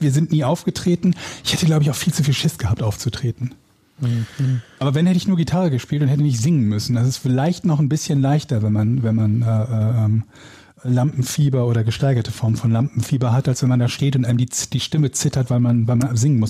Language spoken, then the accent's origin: German; Willich, North Rhine-Westphalia, Germany; now in Hamburg, Germany; Der kleine Hund und ich werden bald wieder in Nordrhein-Westfalen wohnen, in meiner alten Heimat, in, äh, in Willig, zwischen Gladbach, Krefeld und Düsseldorf